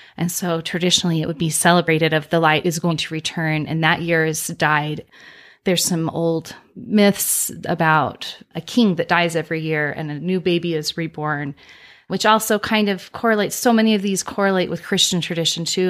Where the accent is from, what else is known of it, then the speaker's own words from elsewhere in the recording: Utah, United States; I grew up here in Utah